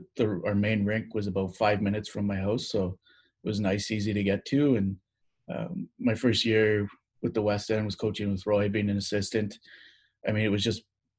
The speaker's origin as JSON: {"language": "English", "town": "Ottawa", "region": "Ontario", "country": "Canada", "tie": "born or raised there", "said": "born and raised in Ottawa."}